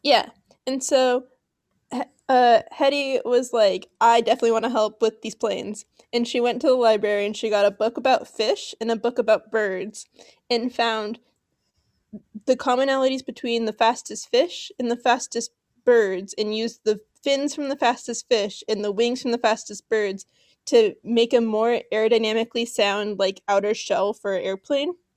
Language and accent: English; Los Angeles, California, United States; I grew up in Los Angeles